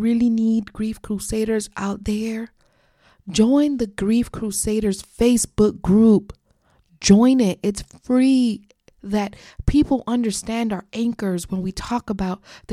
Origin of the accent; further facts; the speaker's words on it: South Florida, United States; She was born and raised in South Florida, I was too